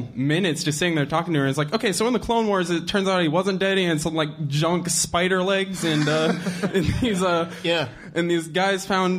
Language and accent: English; Akron, Ohio, United States; from Akron.